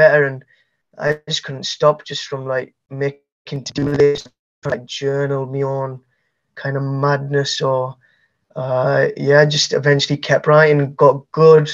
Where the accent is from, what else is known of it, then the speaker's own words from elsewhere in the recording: Leeds, Yorkshire and the Humber, United Kingdom; also born or lived in Manchester / Bradford; I'm a poet from Leeds.